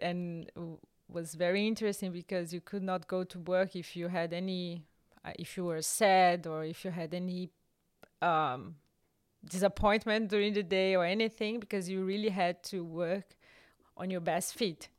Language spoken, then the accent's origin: English; Brazil; moved away as an adult; also born or lived in Rio de Janeiro (state), Brazil (university); now in Germany; I grew up in Brazil, and I don't know one word in Italian